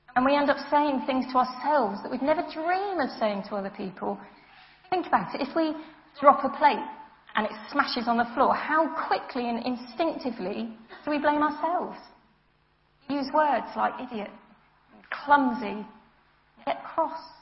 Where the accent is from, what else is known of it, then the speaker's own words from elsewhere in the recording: United Kingdom; I'm British.